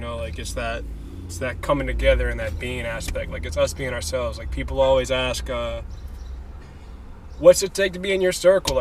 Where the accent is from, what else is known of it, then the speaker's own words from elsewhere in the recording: Richmond, Virginia, United States; moved away as an adult; also born or lived in New Hampshire; now in Tulsa, United States; But I was born and raised Richmond, Virginia. Lived there for 25 years of my life